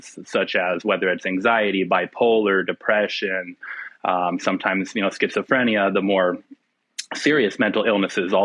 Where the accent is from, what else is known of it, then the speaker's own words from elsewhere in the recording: Phoenix, Arizona, United States; also born or lived in Yuma, Arizona; I'm born and raised in Phoenix, Arizona, in the southwestern United States.